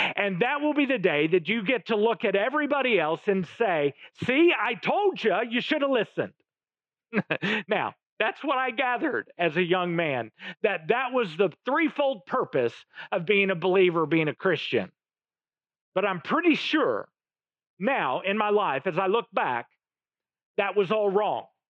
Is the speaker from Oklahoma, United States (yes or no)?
yes; Oklahoma, United States; My family, I come from Oklahoma both sides of my family